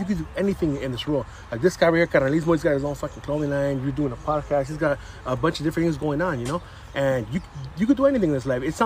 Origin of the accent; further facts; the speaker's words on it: San Gabriel, California, United States; now in Alhambra, United States; I grew up in San Gabriel.